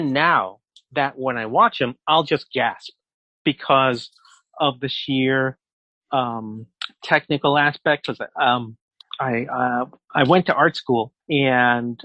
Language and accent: English; New York City, New York, United States; I grew up in New York, and in New York City